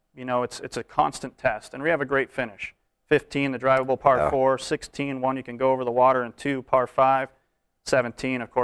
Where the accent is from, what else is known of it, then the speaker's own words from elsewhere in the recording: Tahoe City, California, United States; I grew up in Lake Tahoe